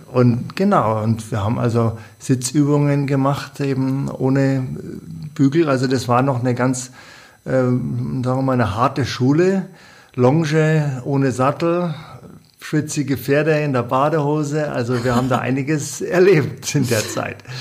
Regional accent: Bavaria, Germany; bei uns in Bayern

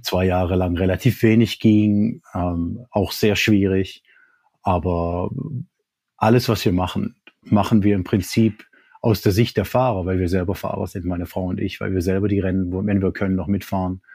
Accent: Germany; Ich, als Deutscher

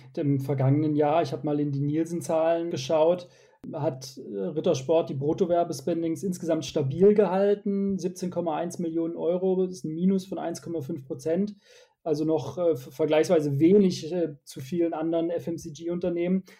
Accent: Sindelfingen, Baden-Württemberg, Germany; Ich komme aus Sindelfingen. Das liegt etwa 20 Kilometer südwestlich von Stuttgart.

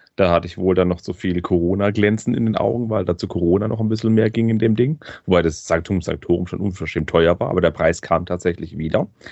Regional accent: Swabia, Germany; ich bin Schwabe

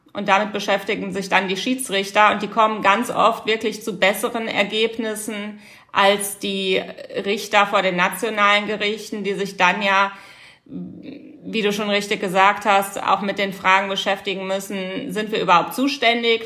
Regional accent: Rhineland, Germany; Bei uns im Rheinland

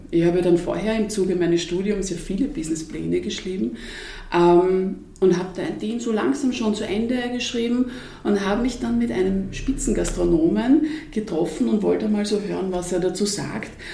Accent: Vienna, Austria; ich bin ja Wienerin

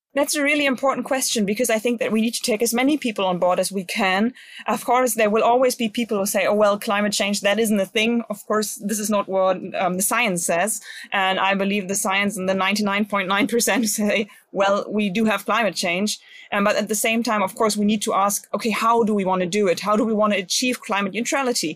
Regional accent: Bremen, Germany; my home state, especially to Bremen, um, because I like to live here.

